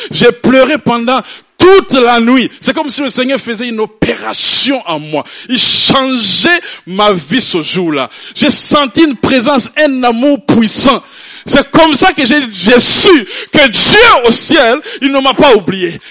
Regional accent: Burundi; je suis né au Burundi, c'est un petit pays en Afrique

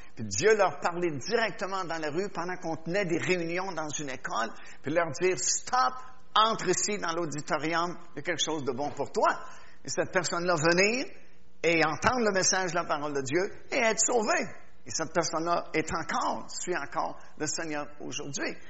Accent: Quebec, Canada; je suis québécois

